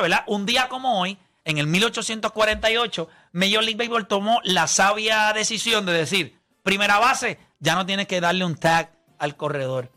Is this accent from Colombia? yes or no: no; Puerto Rico; yo soy de Puerto Rico